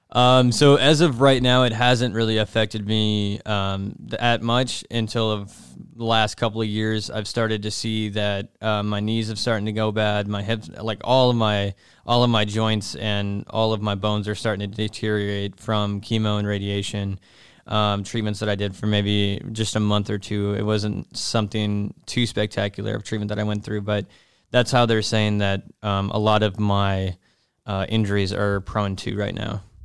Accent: Nashville, Tennessee, United States; moved away; I'm from, uh, Nashville, Tennessee

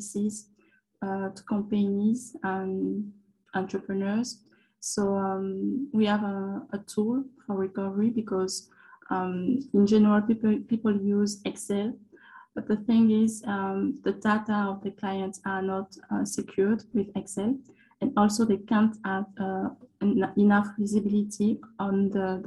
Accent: Côte d’Ivoire; moved away as an adult; also born or lived in France; I grew up in Ivory Coast and I made my studies in France.

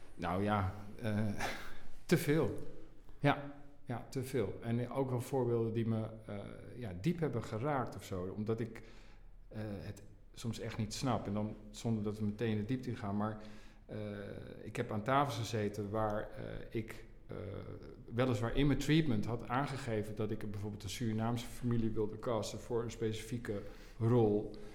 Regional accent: Assen, Drenthe, Netherlands; also born or lived in Nijkerk; Ik ben geboren in Nijkerk, maar ik ben opgegroeid in Drenthe, in Assen.

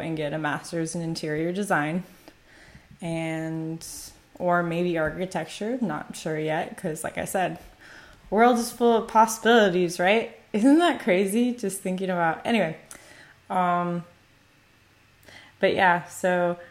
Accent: United States; moved away as an adult; also born or lived in Korea; now in Italy; my culture as an American citizen

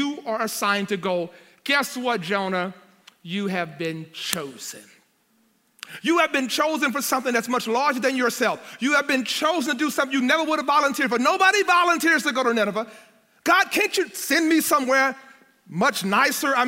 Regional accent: Louisiana, United States; moved away as an adult; also born or lived in Nashville; I came to Nashville. I'm from Louisiana.

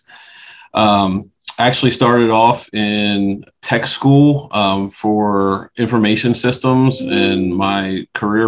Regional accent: Dillsburg, Pennsylvania, United States; Always have been born and stayed in the South Central Pennsylvania area. Grew up in a little town called Dillsburg, Pennsylvania

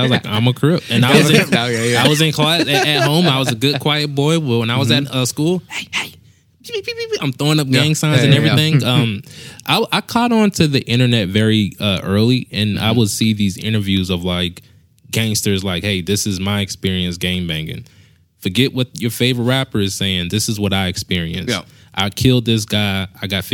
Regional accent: South Carolina, United States; now in Nashville, United States; I'm from a small state, South Carolina

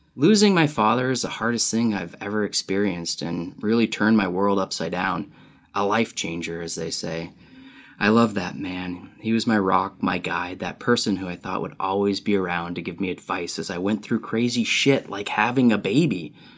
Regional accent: Utah, United States; now in California, United States; I live in California, though I grew up in Utah.

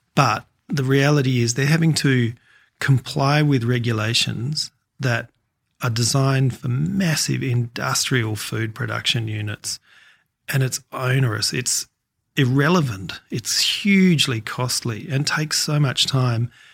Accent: Adelaide, South Australia, Australia; moved away as an adult; now in Tasmania, Australia; I grew up in Adelaide

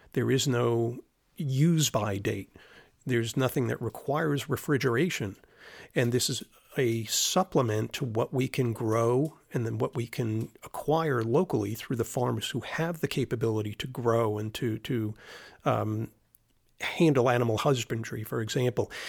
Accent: Florida, United States; moved away; growing up in Florida

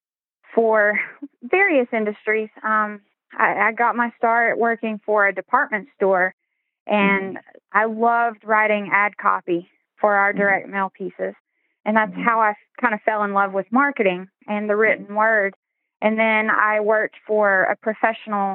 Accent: Maryville, Tennessee, United States; moved away as an adult; I did move back to my hometown in Maryville. We're right outside of Knoxville and Gatlinburg.

